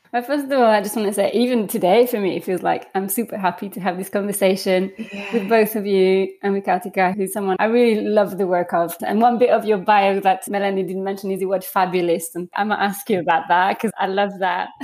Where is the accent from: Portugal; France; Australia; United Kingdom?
France; moved away; I grew up in France